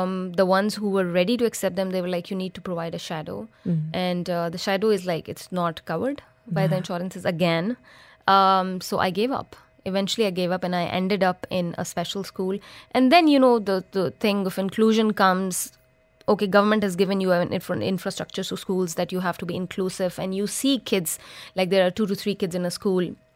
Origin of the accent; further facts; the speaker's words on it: Pakistan; moved away as an adult; now in Dubai, United Arab Emirates; I'm from Pakistan